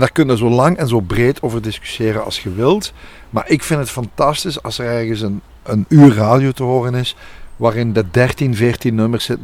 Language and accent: Dutch; Overpelt, Flanders, Belgium; Ik ben zelf van Overpelt afkomstig